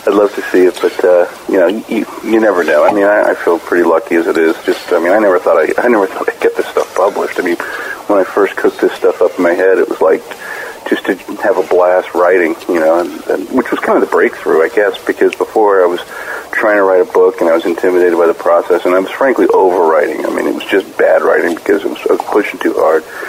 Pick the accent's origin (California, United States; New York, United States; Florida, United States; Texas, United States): Florida, United States; I grew up in Florida. I mean, I'm virtually a lifelong resident